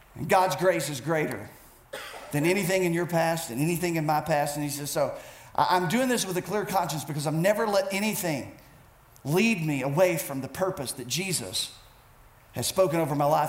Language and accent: English; United States